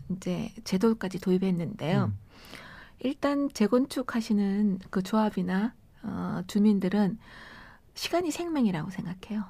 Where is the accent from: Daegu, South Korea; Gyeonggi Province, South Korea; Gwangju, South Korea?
Daegu, South Korea; moved away as an adult; also born or lived in Cheongsong, North Gyeongsang; now in Seoul, South Korea; 대구에서 자라서 예. 어 40년 전에 서울 오면서 처음 왔거든요. 대학 오면서